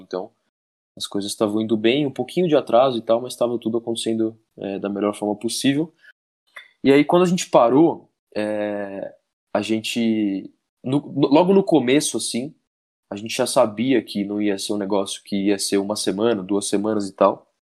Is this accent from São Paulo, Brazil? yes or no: yes; Campinas, São Paulo, Brazil; moved away as an adult; mas depois eu morei muito tempo em Campinas. Eu morei em Campinas até os meus pais, quando eu era bem pequeno, meu pai, meus pais se separaram